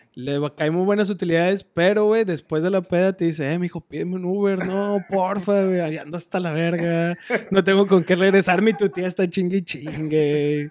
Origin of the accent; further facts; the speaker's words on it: Monterrey, Nuevo León, Mexico; pinche regio orgulloso